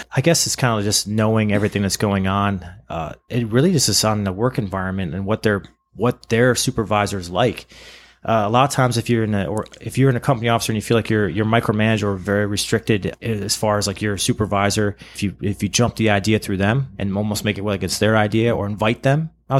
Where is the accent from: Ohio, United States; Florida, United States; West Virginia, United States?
Ohio, United States; Cleveland; And then, oh my God, we're both from Cleveland. This is crazy.